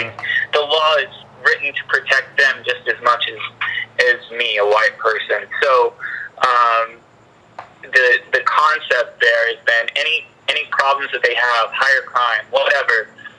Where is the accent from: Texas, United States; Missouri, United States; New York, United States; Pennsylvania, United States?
Texas, United States; I grew up in Texas. I grew up in a rural community, everyone was a Republican